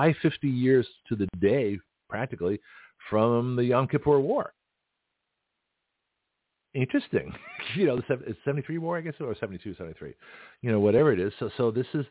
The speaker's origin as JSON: {"language": "English", "region": "the South", "country": "United States", "said": "I'm from the South"}